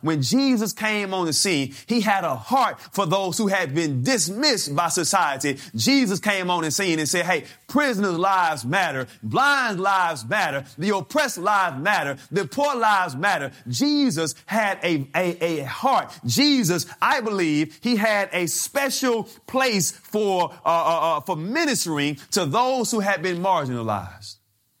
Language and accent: English; Mobile, Alabama, United States; I grew up in Mobile, Alabama, down south, and my grandparents had 14 children.